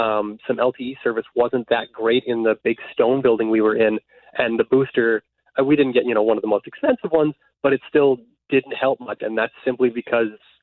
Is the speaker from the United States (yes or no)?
no; Winnipeg, Manitoba, Canada; I grew up in Westwood